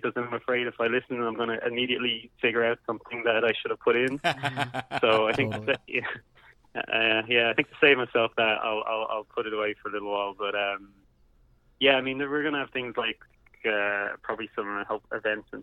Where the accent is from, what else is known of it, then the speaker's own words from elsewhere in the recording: Dublin, Leinster, Ireland; I grew up in Dublin